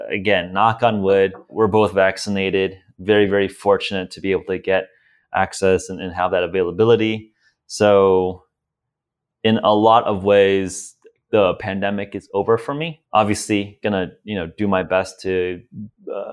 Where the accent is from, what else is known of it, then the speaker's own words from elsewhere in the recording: United States; as an American